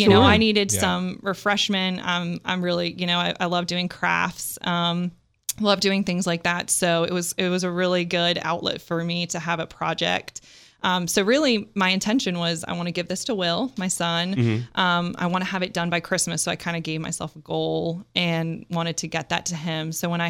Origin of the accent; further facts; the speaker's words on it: Oxford, South East England, United Kingdom; born there; also born or lived in Scotland / Kansas; now in United States; I was born in Oxford, England. My whole family's from there. I'm still a UK citizen, as a matter of fact.